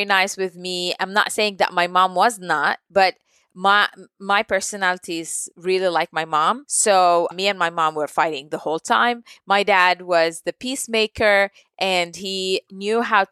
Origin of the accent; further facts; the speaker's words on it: Jordan; I was born and raised in Jordan.